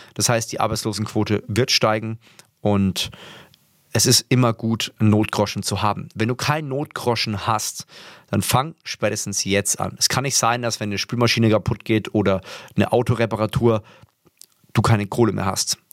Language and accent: German; Würzburg, Bavaria, Germany; ich komme ja aus Würzburg